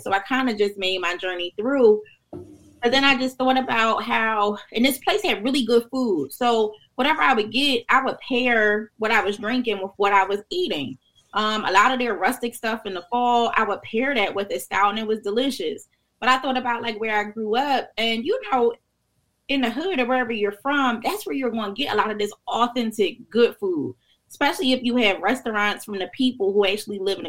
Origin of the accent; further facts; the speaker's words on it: Philadelphia, Pennsylvania, United States; moved away as an adult; also born or lived in Rockingham, North Carolina (family); now in Delaware, United States; I grew up in North Philly in Brewerytown